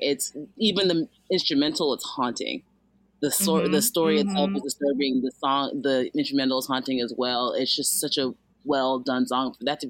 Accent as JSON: {"language": "English", "country": "Nigeria", "moved": "yes", "lives_now": "Los Angeles, United States", "said": "I'm Nigerian too"}